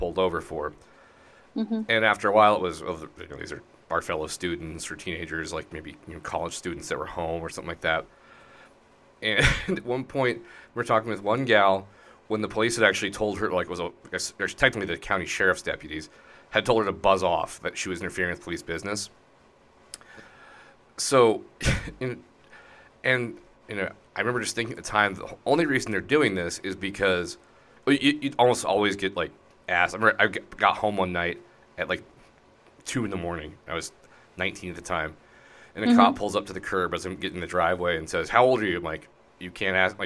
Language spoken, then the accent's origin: English; outside of Denver, Colorado, United States; the county I grew up in outside of Denver